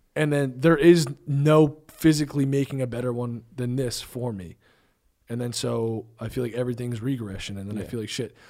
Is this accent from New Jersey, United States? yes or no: yes; New Jersey, United States; I'm from Jersey